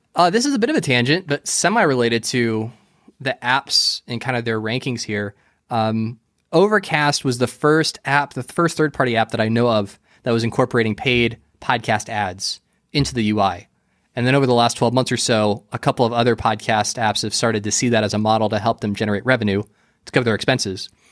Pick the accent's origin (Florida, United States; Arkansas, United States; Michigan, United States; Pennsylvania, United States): Florida, United States; I grew up and I was raised here, so I'm, I'm definitely a Florida boy